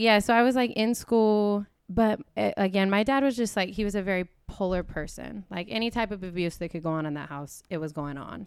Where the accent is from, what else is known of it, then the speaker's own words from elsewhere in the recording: Atlanta, Georgia, United States; moved away as an adult; also born or lived in Portland, Oregon; we grew up in East Atlanta